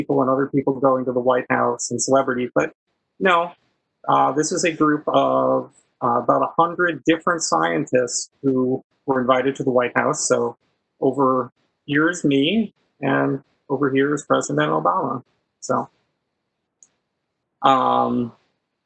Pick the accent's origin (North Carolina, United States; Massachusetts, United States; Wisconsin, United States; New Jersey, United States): Wisconsin, United States; moved away as an adult; also born or lived in Minnesota; I grew up in Wisconsin